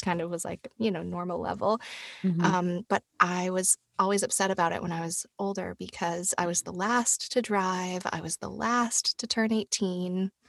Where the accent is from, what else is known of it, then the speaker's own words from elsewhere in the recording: Tennessee, United States; Right. I'm from Tennessee, which is very close to Georgia. But yeah, I grew up in Tennessee.